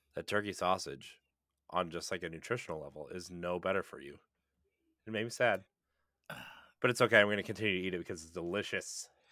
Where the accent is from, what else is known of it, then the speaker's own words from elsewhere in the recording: rural Ohio, United States; I'm a pale white person from rural Ohio